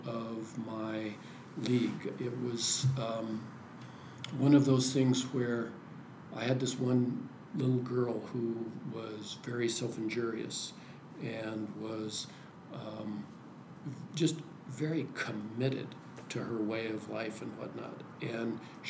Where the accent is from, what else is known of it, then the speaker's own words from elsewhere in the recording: Oregon, United States; also born or lived in California / Washington; I grew up in Oregon